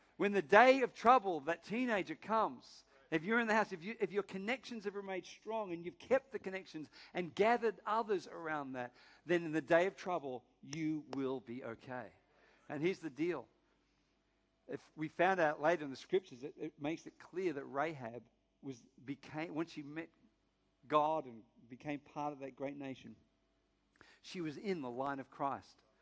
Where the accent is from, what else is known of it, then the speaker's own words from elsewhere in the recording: Sydney, New South Wales, Australia; From Northern Beaches